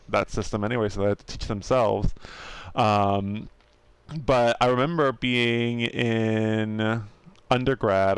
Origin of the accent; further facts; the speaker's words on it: United States; we're American